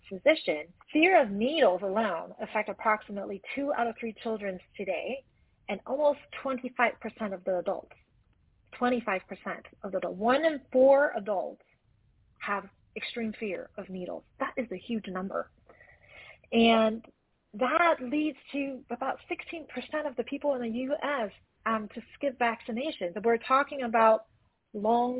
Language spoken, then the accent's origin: English; Taiwan; now in Los Angeles, United States; I grew up in Taiwan all the way in Asia